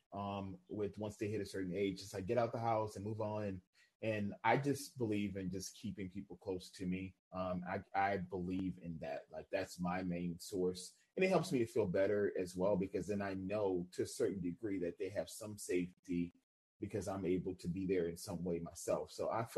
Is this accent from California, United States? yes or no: no; New Orleans, Louisiana, United States; growing up in New Orleans